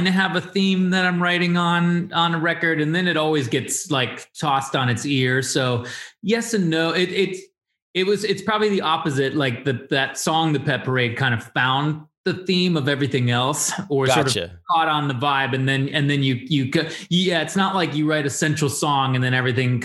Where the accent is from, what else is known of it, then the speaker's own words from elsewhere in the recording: Chicago, Illinois, United States; I grew up near LaGrange, not in LaGrange, but that was like where my grandma lived